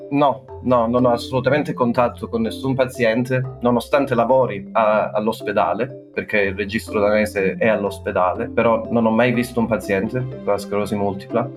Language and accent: Italian; Calabria, Italy; moved away as an adult; also born or lived in Bologna / Florence; now in Copenhagen, Denmark; Sono calabrese. Quindi sì, diciamo che io già a 18 anni sono andato via da Calabria